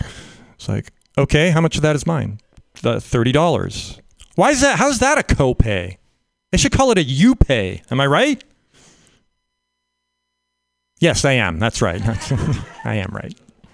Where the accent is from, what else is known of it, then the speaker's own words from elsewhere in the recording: Canada; I grew up in Canada.